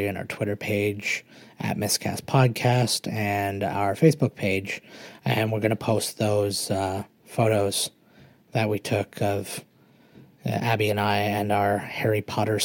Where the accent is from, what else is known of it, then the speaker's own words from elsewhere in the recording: Canada; I'm Canadian